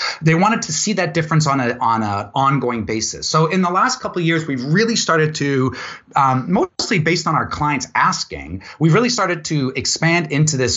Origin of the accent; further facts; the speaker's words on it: Vancouver, British Columbia, Canada; also born or lived in Ladner; I'm from Vancouver. So I was born and raised here, born in North Van and raised mostly in Ladner. So I consider myself a Vancouver boy